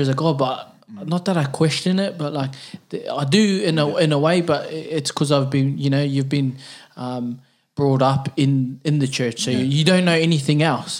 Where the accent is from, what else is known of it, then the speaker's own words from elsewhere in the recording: Auckland, New Zealand; I was brought up in the Catholic Church in New Zealand. Grey Lynn, St. Joseph is my church, or St. Joseph's.